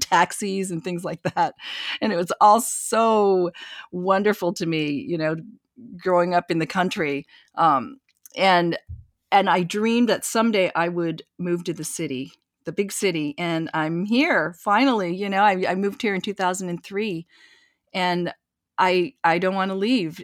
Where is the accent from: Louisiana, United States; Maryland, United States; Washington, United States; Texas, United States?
Washington, United States; eastern; also born or lived in Korea; now in New York, United States; my family moved to this small town in eastern Washington. And, you know, I grew up in wheat fields